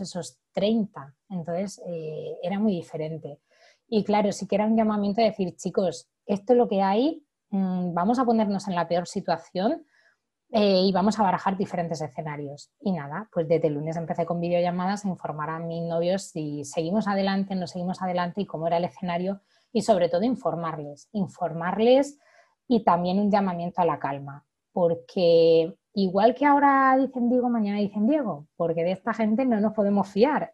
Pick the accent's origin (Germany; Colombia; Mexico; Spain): Spain; Orihuela, Valencian Community; yo que soy del sur de Alicante, de, Orihuela, un pueblecito muy, muy bonito